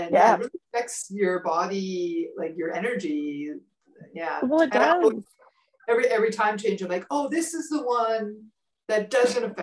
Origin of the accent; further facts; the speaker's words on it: Manitoba, Canada; moved away; I grew up in Manitoba.